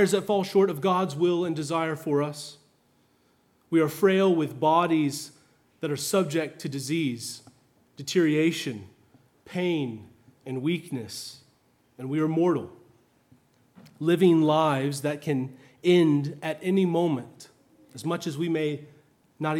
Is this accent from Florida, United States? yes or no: yes; Florida, United States; also born or lived in upstate New York; I'm from Florida